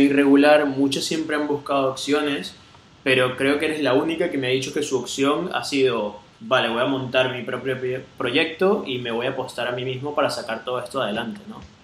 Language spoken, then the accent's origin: Spanish; Venezuela; also born or lived in Catalonia, Spain; now in Spain; nosotros como venezolanos